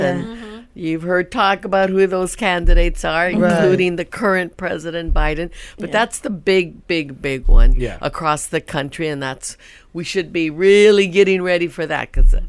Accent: Madera, California, United States; born there; So I was born in Madera.

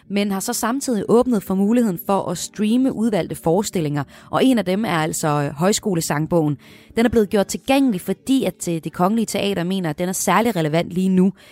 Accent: Denmark; som dansker

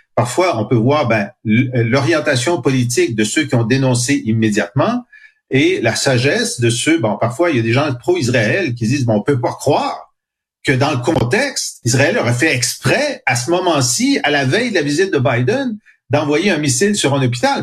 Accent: Canada; je suis canadien français et mon groupe a souffert d'oppression pendant deux siècles

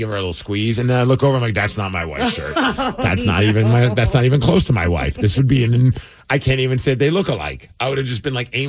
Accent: Minnesota, United States; We grew up in Minnesota.

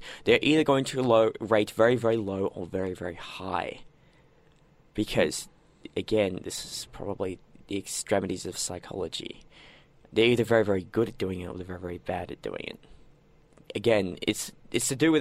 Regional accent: Australia

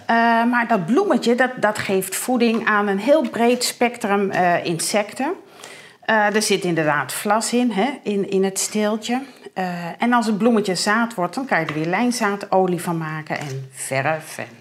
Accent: Heeg, Friesland, Netherlands; ik kom uit Paling City

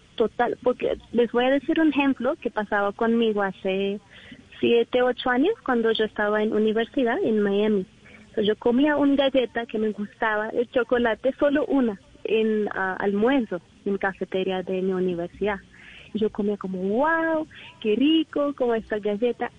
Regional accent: India; Spanish is a second language; moved away as an adult; now in Colombia; yo soy de India.

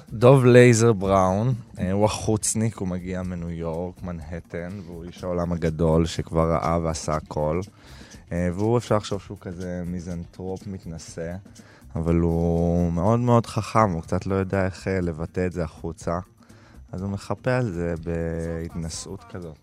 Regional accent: Tel Aviv, Tel Aviv District, Israel; אני תל אביבי ואני חילוני

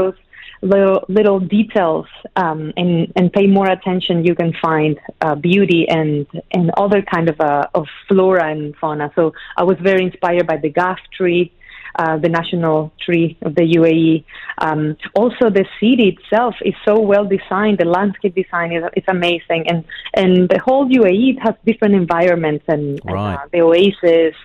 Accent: Ecuador; also born or lived in Chile / United Arab Emirates; now in New York City, United States; yes, I was born in Chile. I grew up in Ecuador.

